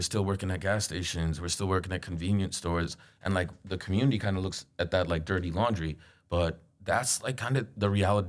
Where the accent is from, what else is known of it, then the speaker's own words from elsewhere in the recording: New York City, New York, United States; I grew up in Queens